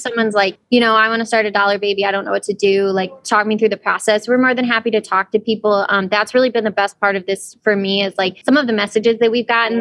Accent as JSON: {"language": "English", "region": "Ohio", "country": "United States", "tie": "born or raised there", "said": "we decided to film it around my hometown. So, you know, I mean, it's really small towns in Ohio"}